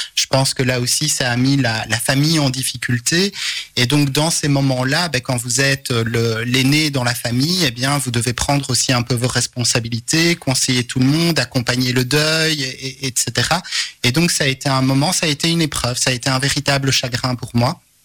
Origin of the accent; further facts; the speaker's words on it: Charleroi, Wallonia, Belgium; je suis un carolo positif